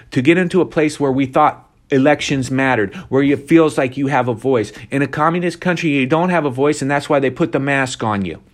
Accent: Ohio, United States; my home state of Ohio

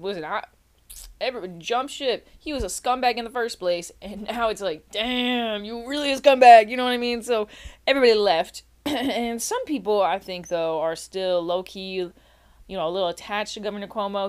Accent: New York, United States; I'm from New York, right? I'm from New York.

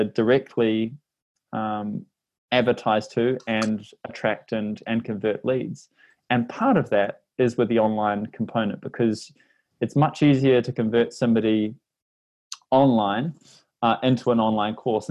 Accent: New Zealand; accent: Kiwi; my Kiwi accent

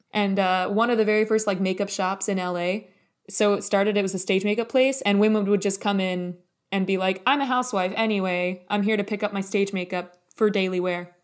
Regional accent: United States; we're both American, so that means that we both grew up in this kind of patriarchy soup.

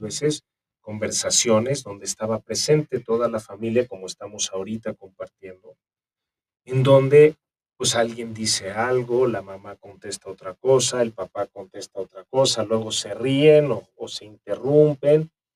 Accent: Mexico; nosotros como mexicanos

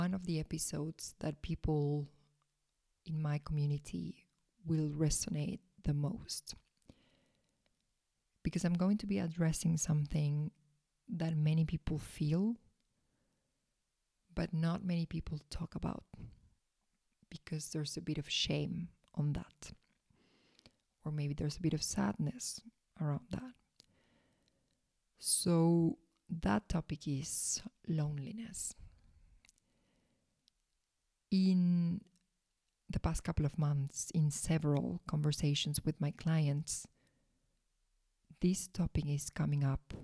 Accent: Salta, Argentina; moved away; right now I am in Salta, Argentina. That is the northwestern side of Argentina. So in my hometown, where I was born, where I grew up

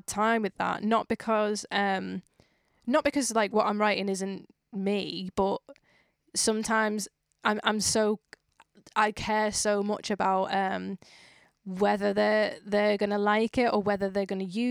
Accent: Widnes, North West England, United Kingdom; I was like, Widnes

